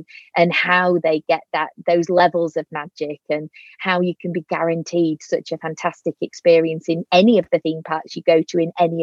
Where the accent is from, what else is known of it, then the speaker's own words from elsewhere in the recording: Yorkshire and the Humber, United Kingdom; accent: Yorkshire; my Yorkshire accent